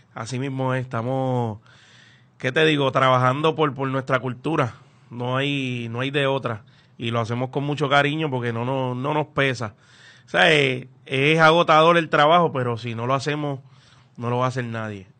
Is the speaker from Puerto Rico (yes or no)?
yes; Loíza, Puerto Rico; yo soy de Loíza y yo no aprendo bomba en Loíza